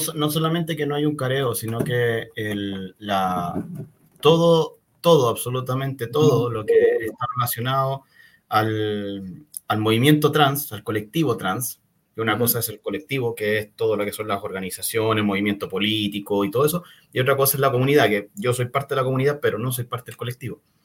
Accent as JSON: {"language": "Spanish", "country": "Chile", "said": "soy chileno, eh, vivo principalmente acá"}